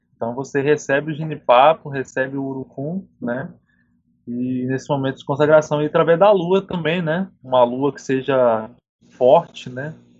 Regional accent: Piau, Minas Gerais, Brazil; Sou da região de Piau, Minas Gerais, ali na Zona da Mata

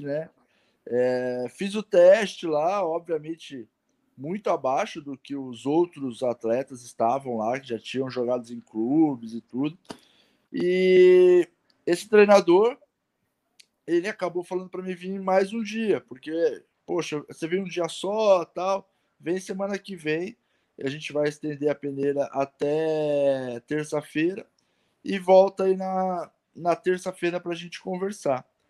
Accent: Osasco, São Paulo, Brazil; also born or lived in Pirituba, São Paulo; Eu morava em Osasco

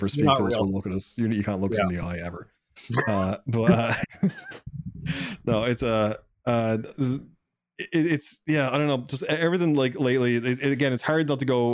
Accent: Ireland; I'm Irish

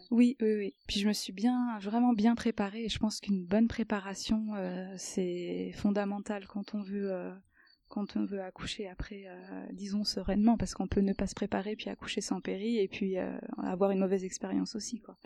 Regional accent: France; moved away as an adult; also born or lived in Paris region, France; now in Switzerland; je suis arrivée ici en Suisse, puisque je suis française, j'habitais avant dans la région parisienne

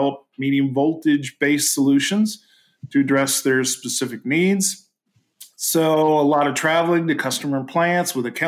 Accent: Canada; I'm Canadian

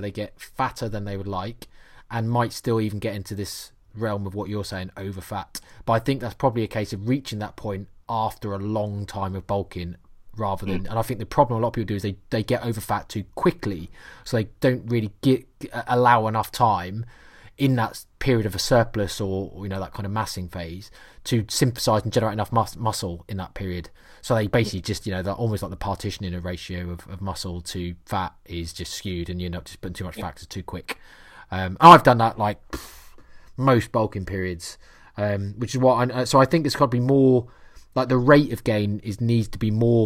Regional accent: Norfolk, East of England, United Kingdom; accent: Norfolk; that's really Norfolk, that's my accent coming from there

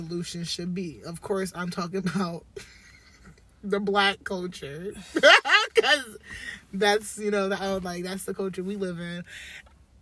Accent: United States; I am from America

